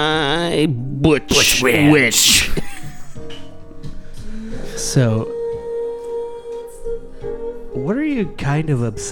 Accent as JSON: {"language": "English", "town": "Lodi", "region": "Wisconsin", "country": "United States", "tie": "born or raised there", "said": "I grew up outside of Madison, a very small town."}